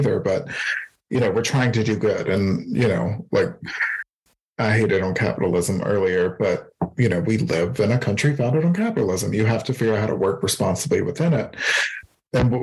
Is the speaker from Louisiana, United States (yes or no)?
yes; Baton Rouge, Louisiana, United States; moved away as an adult; I'm originally from Louisiana and spent about 30 years of my life in Baton Rouge.